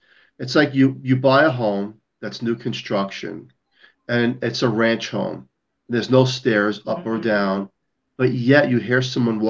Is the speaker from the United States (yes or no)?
yes; New York, United States; I'm a New Yorker. I debunk everything.